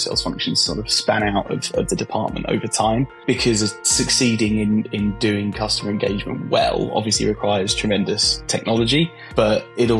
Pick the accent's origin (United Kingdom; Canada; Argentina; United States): United Kingdom; London; now in Brighton, United Kingdom; I was born in Hammersmith in London, for those who are familiar with London. And I grew up around there and around Southeast London